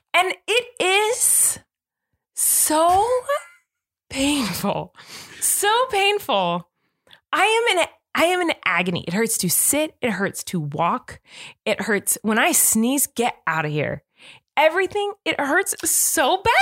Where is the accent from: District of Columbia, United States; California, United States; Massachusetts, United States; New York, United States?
California, United States; accent: California; I'm from California